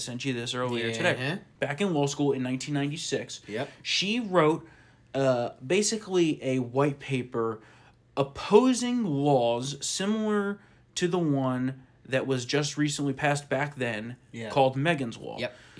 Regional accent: Hamilton, New Jersey, United States; my hometown in New Jersey, in Hamilton, New Jersey

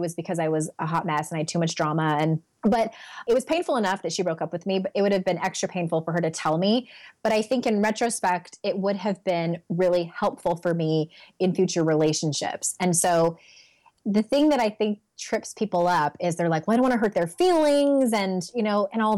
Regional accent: San Diego, California, United States; moved away as an adult; also born or lived in Utah; I'm born and raised in San Diego. We were there for 36 years, and then we moved to Utah for a couple of years

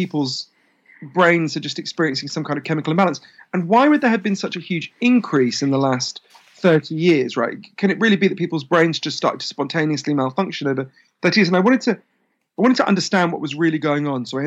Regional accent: United Kingdom; being obviously British

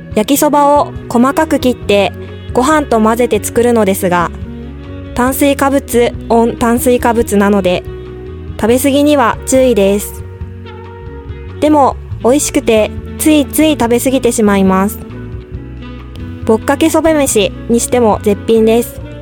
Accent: Kobe, Hyogo, Japan; 私は神戸出身で、大学卒業まで神戸で育った

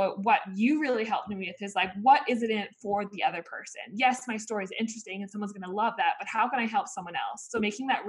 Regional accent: Australia; in my case, you know, being an Australian athlete was not for the money.

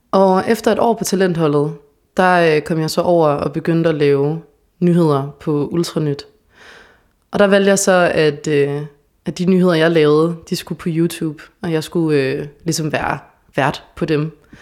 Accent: Odense, Southern Denmark, Denmark; moved away as an adult; also born or lived in Copenhagen; now in Aarhus, Denmark; jeg kommer fra Odense

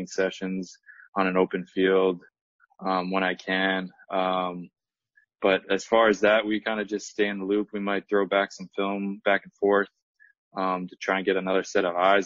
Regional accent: Kailua, Hawaii, United States; moved away; My wife and I, we grew up in Kailua

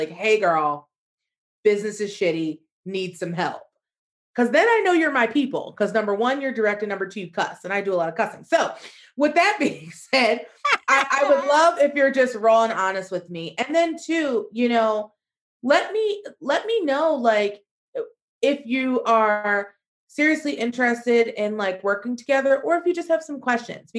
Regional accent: United States; moved away as an adult; also born or lived in Spain; as an American

